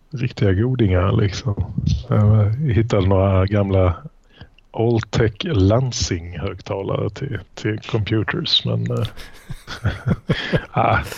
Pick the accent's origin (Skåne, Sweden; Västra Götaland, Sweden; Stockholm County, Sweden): Skåne, Sweden; accent: Malmö dialect; Jag hade nog rätt mycket Malmödialekt förr men sen, sen uh, så blir man väl av med den då när man rör sig för länge i liksom, Lund